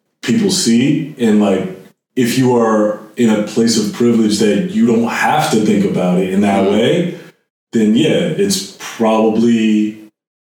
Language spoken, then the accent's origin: English; New Jersey, United States; moved away; I'm black, but I'm also from New Jersey